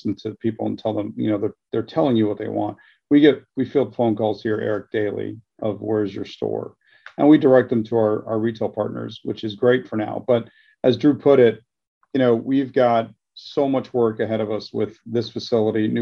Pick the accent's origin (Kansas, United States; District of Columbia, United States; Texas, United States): Texas, United States; Dallas; moved away as an adult; now in Houston, United States; I grew up in Dallas and I moved down here